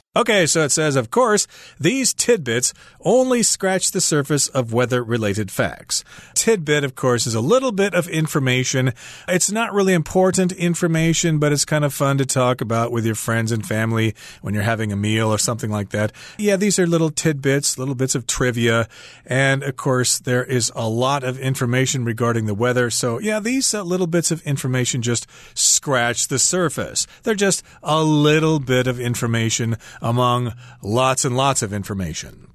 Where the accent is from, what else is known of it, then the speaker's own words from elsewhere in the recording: Midwest USA, United States; moved away; growing up in the Midwest USA